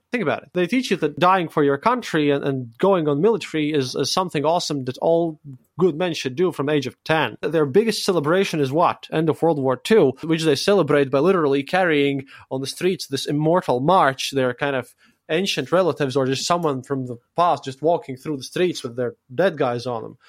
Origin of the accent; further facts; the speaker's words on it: Latvia; my own Latvian audience